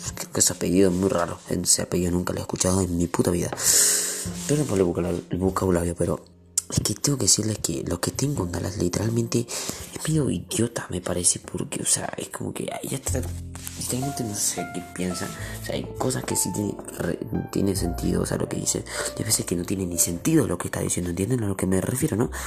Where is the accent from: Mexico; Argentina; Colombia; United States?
Argentina; Yo soy aquí de Argentina